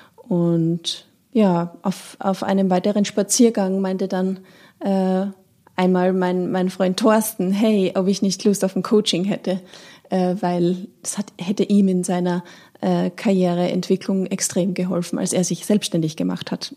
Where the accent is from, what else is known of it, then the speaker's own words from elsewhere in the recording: Austria; moved away as an adult; now in Hamburg, Germany; ich komme aus Österreich